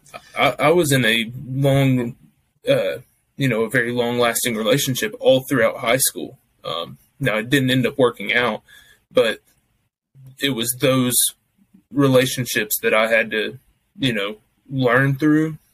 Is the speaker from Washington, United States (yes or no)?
no; Kentucky, United States; I'm from Kentucky.